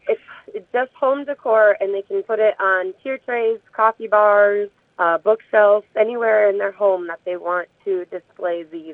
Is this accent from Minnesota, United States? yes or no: yes; Kenyon, Minnesota, United States; I grew up just south of Kenyon, Minnesota. Went to school at Triton in Dodge Center.